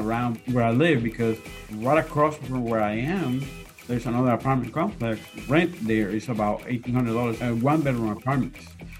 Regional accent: Venezuela; now in South Florida, United States; I am an adjunct professor, and I'm originally from Venezuela, and I live in South Florida.

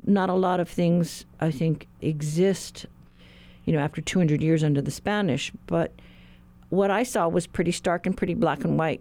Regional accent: Guam; I'm from Guam

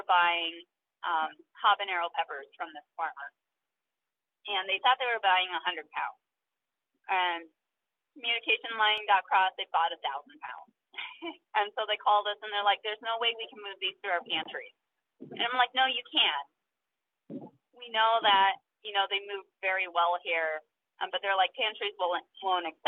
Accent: Iowa, United States; growing up in Iowa

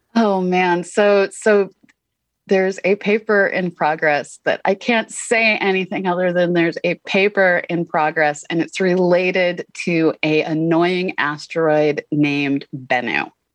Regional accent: Boston, Massachusetts, United States; I grew up in Boston

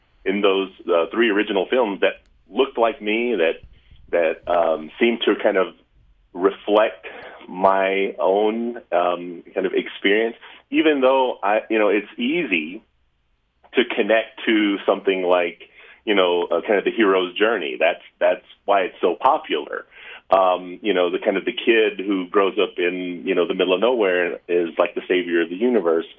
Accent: Lubbock, Texas, United States; now in Utah, United States; I was born in Lubbock, Texas. So I'm from West Texas

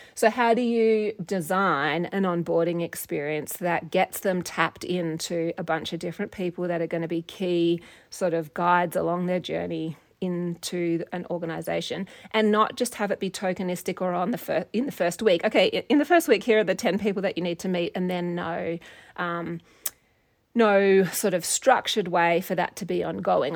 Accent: Perth, Western Australia, Australia; moved away as an adult; also born or lived in United States; now in Montana, United States; I grew up in Australia and in Perth, Western Australia

